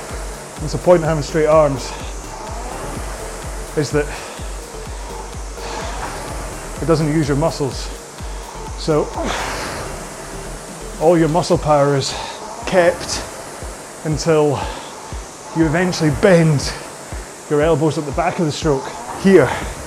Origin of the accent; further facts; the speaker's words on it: United Kingdom; Now, I'd already questioned it once, and being terribly British, I wasn't going to question it again